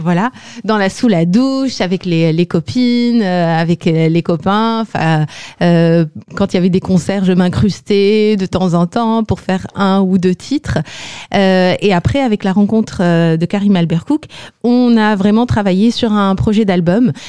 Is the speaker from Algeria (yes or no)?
yes; Algeria; moved away as an adult; now in France; je viens d'Algérie.